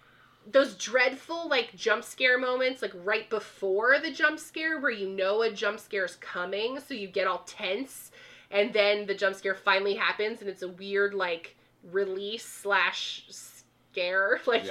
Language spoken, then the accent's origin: English; East Coast, United States; Like, even growing up on the East Coast, like, I knew about the Winchester House